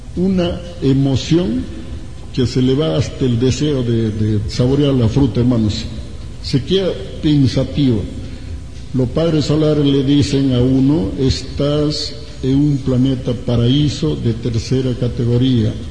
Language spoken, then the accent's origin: Spanish; Ancash, Peru; me acuerdo en mi tierra, yo soy de Ancash